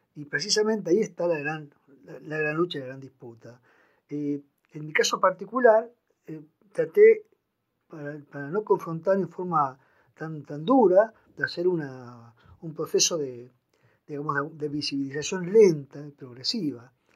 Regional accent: Posadas, Misiones, Argentina; moved away; also born or lived in Buenos Aires; Nací en Posadas en 1954.

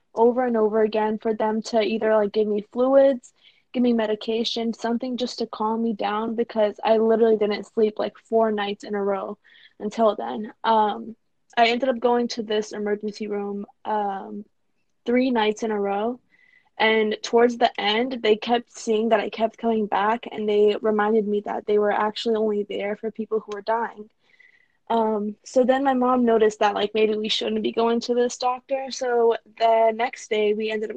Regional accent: Sarajevo, Bosnia & Herzegovina; now in Atlanta, United States; I'm originally from Sarajevo

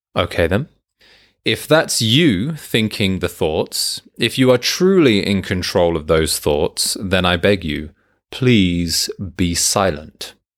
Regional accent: United Kingdom; I'm British

